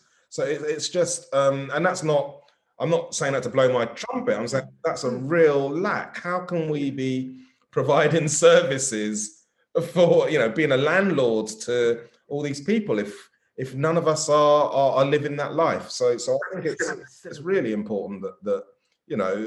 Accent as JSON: {"language": "English", "country": "United Kingdom", "also_born_or_lived": "Wandsworth, London", "said": "being British"}